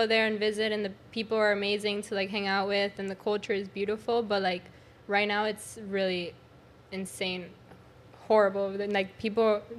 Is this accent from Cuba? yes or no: yes; Cuba; now in United States; And that was when I came from Cuba in 2008.